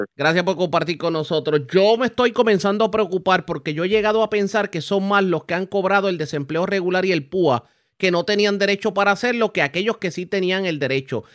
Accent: Puerto Rico; nosotros mismos como puertorriqueños

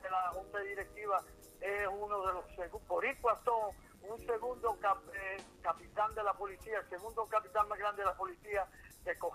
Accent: New York, United States; moved away as an adult; now in San Germán, Puerto Rico; yo soy nacido y criado en Nueva York. Okay. Yo soy de Nueva York, pero me encanta Puerto Rico. yo vengo de una tradición que mis papás son del campo

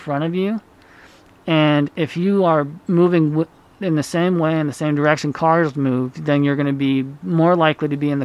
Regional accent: Utah, United States; also born or lived in Honduras; I grew up here in Utah

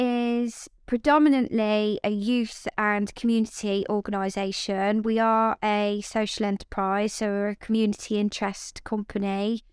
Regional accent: Coventry, West Midlands, United Kingdom; Yeah, Coventry born and bred, my family as well. So it's Coventry is home, and it is a wonderful place to be and somewhere that I'm very proud to come from, most definitely.

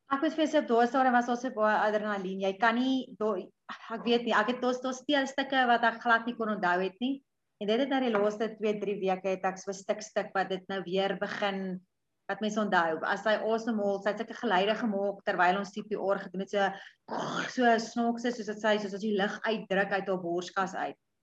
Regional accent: a small town just outside Pietersburg, Limpopo, South Africa; groot geword op 'n dorpie net so buite Pietersburg

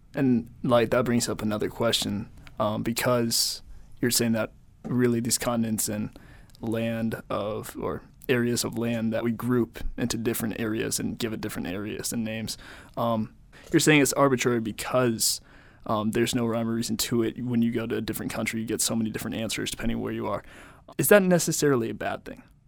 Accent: United States; I was raised in America.

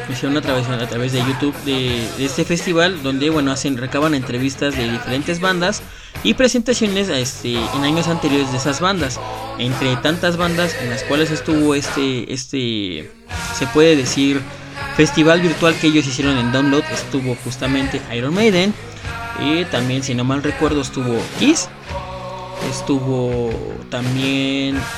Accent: Mexico; lo que somos los mexicanos.

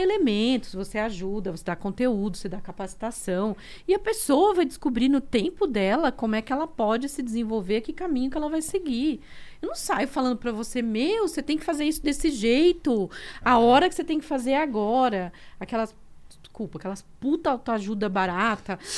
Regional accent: Diadema, São Paulo, Brazil; also born or lived in Alagoas; nasci no sertão de Alagoas, com todas aquelas. aquelas eu uhum, brinco que eu sou um é. kit diversidade, né? Eu sou um kit diversidade. e fui criada em Diadema

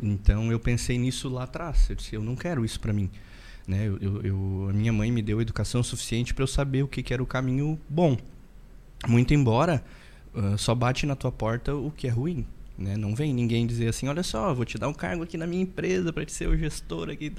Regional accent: interior of Rio Grande do Sul, Brazil; eu sou de uma cidade do interior do Rio Grande do Sul, né? Uma cidadezinha bem pequenininha

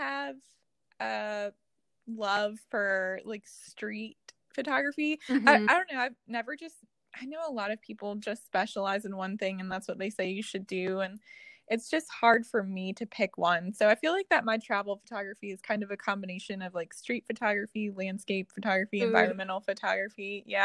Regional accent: Virginia, United States; moved away as an adult; now in Sicily, Italy; I'm originally from Virginia in the United States

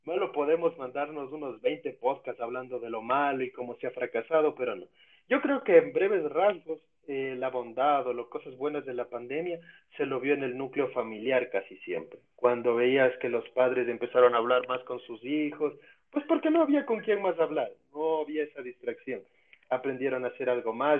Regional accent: Ecuador

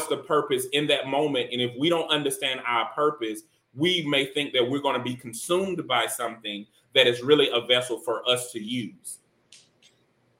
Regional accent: Deep South, United States; growing up in the Deep South

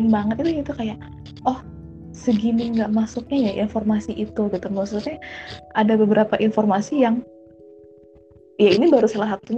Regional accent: Java, Indonesia; kita ngomongin pulau ya, kita dari Pulau Jawa ke sini gitu loh.

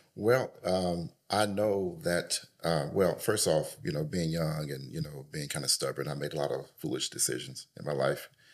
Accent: Jackson, Mississippi, United States; moved away as an adult; now in Dallas, United States; I was born and raised in Jackson, Mississippi

